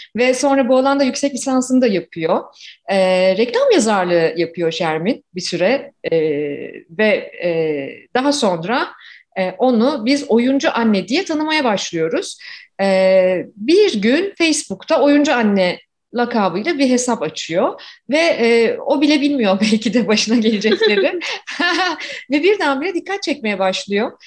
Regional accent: Ankara, Turkey; moved away as an adult; now in Toronto, Canada; 1976'da Ankara'da doğdum ve tipik bir Ankara çocuğuyum. 24 yaşıma kadar da Ankara'da yaşadım

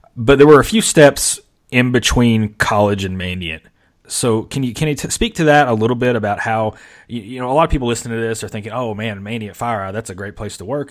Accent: Mayfield, Kentucky, United States; now in Georgia, United States; I grew up in Mayfield, Kentucky

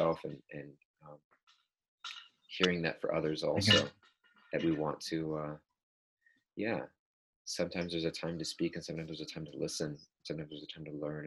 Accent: Southern California, United States; I grew up in Southern California, which is a heavily Hispanic neighborhood where I live.

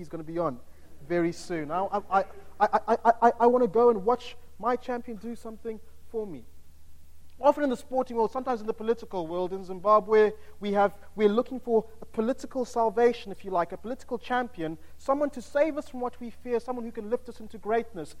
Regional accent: United Kingdom; if we are from the United Kingdom

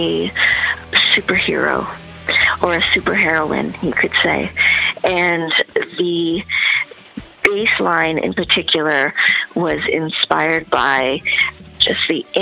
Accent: Toronto, Ontario, Canada; my hometown of Toronto, Canada

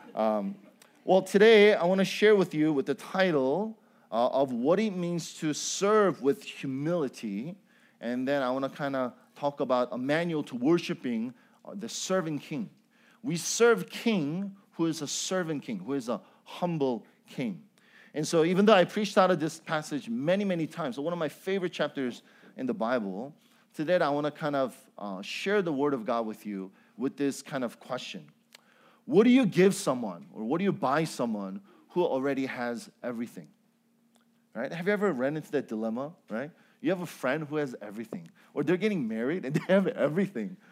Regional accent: Chicago, Illinois, United States; also born or lived in Cambodia; I am from Chicago

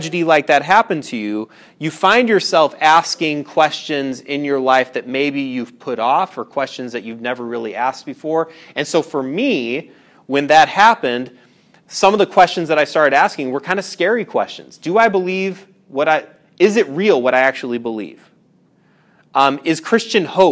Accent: Indiana, United States; I grew up in Indiana, a lot of industry where I grew up.

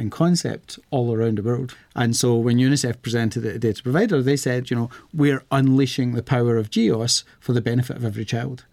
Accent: Scotland, United Kingdom; I am from Scotland.

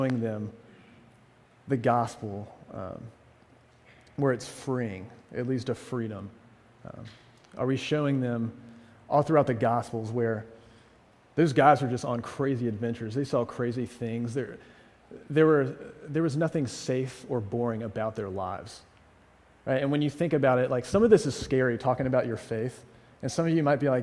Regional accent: the South, United States; moved away as an adult; also born or lived in New England; now in Amherst, United States; as a Southerner

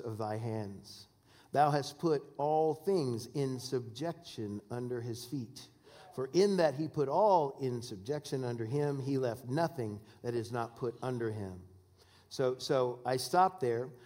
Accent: Washington, United States; I'm from Washington State

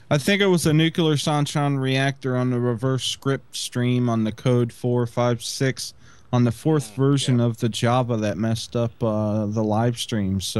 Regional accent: Snowflake, Arizona, United States; I am from Snowflake, Arizona, which is where Travis Walton is from

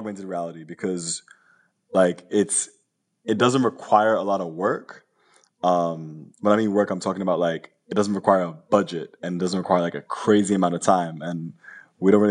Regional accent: Long Island, New York, United States; also born or lived in Queens, New York; now in Brooklyn, United States; I was born in Queens, raised in Long Island. I live in Brooklyn now

